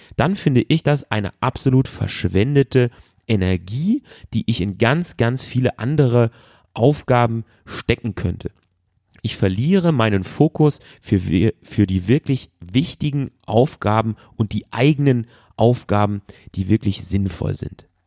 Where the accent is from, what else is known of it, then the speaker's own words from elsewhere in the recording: Germany; bei uns zu Hause in Deutschland